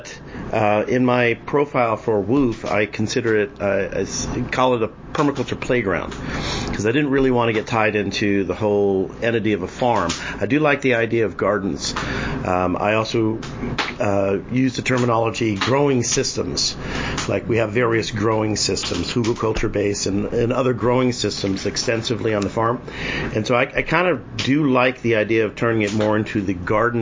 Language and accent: English; Massachusetts, United States; moved away; I was born and raised there